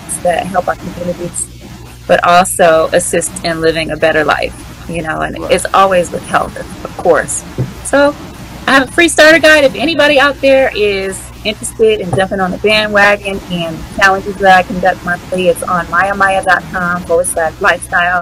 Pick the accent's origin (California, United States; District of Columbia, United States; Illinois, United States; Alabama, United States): District of Columbia, United States; Washington; moved away; I am from the Washington, D.C. area. And so usually around the holidays, I come back home